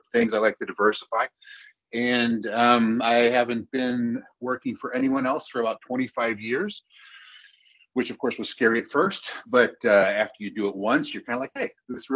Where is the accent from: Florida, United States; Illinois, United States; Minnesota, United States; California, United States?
Illinois, United States; I was born in Illinois